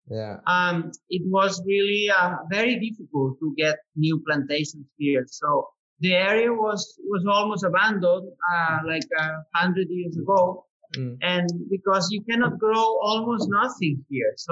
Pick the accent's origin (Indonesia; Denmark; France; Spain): Spain; the Pyrenees; English is a second language; moved away as an adult; now in Priorat, Spain; So I was born in the Pyrenees. So okay. I'm coming from the really cold mountains, mountains in the Pyrenees. Uh-huh. Um, I was, I was, uh, I was born in a farm, and I was raising cows since I was a kid.